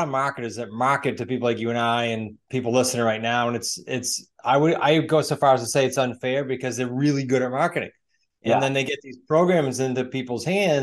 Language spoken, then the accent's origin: English; New England, United States; I'm from New England.